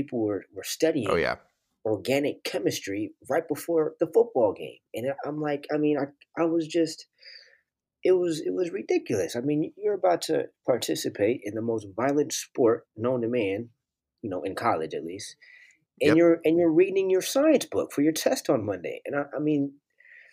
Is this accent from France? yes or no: no; Oakland, California, United States; I grew up in Oakland